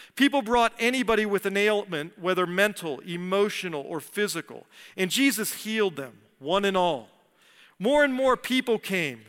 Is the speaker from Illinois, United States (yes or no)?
no; D.C., Virginia, United States; moved away as an adult; I grew up outside of Washington, D C, and Virginia